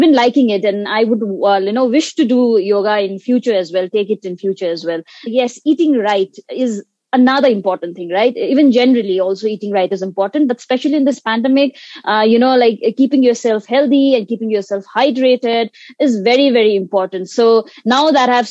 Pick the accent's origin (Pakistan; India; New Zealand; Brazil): India; Sikkim; I'm from Sikkim, India